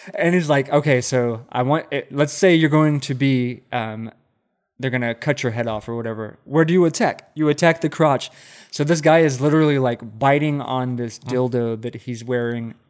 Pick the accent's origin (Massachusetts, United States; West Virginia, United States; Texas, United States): Texas, United States; Central; now in Austin, United States; I am born and raised in Central Texas, mm-hmm. and I grew up on a fucking cattle ranch